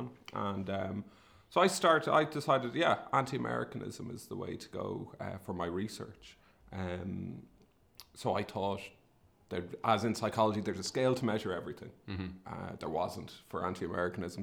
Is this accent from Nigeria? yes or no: no; Sligo, Connacht, Ireland; I'm from Sligo, in the northwest of the Republic of Ireland. And I grew up during the 80s and 90s